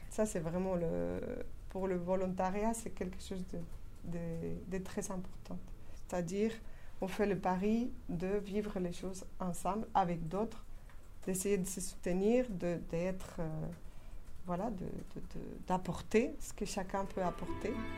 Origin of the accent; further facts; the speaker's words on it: Spain; French is a second language; moved away as an adult; Je suis espagnole